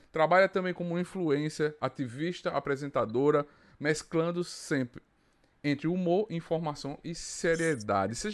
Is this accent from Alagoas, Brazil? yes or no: yes; Arapiraca, Alagoas, Brazil; E quem sabe vir conhecer Alagoas, Arapiraca